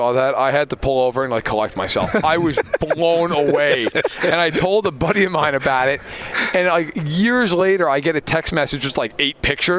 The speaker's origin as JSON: {"language": "English", "region": "outside New York City", "country": "United States", "tie": "born or raised there", "moved": "yes", "said": "I was in New York. I grew up in New York."}